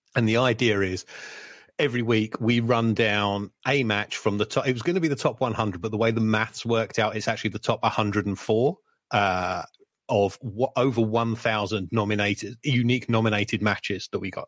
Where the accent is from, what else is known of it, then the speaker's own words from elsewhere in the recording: United Kingdom; growing up on British wrestling as I did